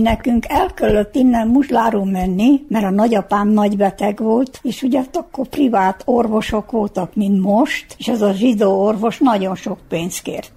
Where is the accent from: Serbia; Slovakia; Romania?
Serbia; Titel, Vojvodina; now in Mözs, Hungary; akkor hát én már ott nevelettem. Én már akkor ott mentem iskolába, úgyhogy én magyar magyarul tanultam mindent